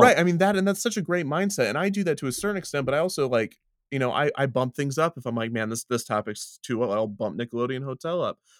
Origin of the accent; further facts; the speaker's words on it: Kansas City, United States; it's in Kansas City, it's my, it's my hometown amusement park when I was growing up